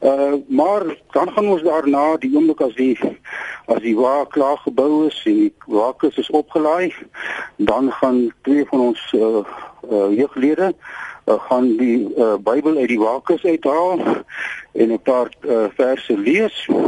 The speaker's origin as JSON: {"language": "Afrikaans", "country": "South Africa", "said": "ons is almal Suid-Afrikaners, ons is almal trots op hierdie land."}